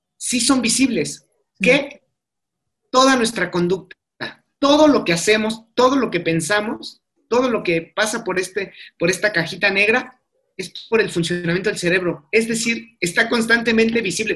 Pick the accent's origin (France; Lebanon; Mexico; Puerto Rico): Mexico; nosotros que somos mexicanos